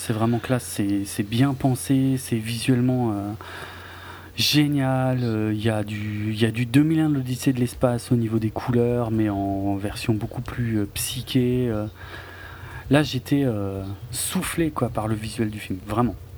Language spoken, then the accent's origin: French; Alsace, Grand Est, France; comme on dit chez moi en Alsace